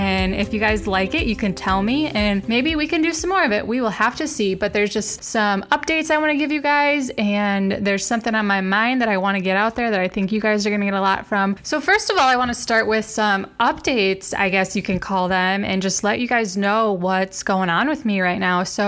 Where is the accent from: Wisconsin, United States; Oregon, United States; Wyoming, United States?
Wisconsin, United States; moved away as an adult; also born or lived in Arizona / North Carolina; I'm from Wisconsin, and you know, we're both Midwest people